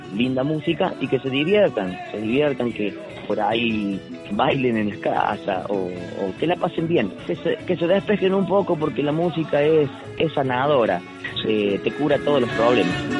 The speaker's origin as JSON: {"language": "Spanish", "town": "Río Cuarto", "region": "Córdoba", "country": "Argentina", "tie": "born or raised there", "said": "Ese sobrenombre me lo pusieron en el barrio IPB Alberdi, yo empecé jugando el fútbol en Sócrates Anaya. Yo tenía seis años"}